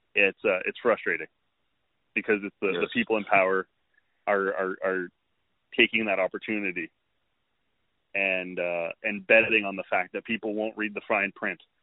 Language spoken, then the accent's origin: English; Canada; as a Canadian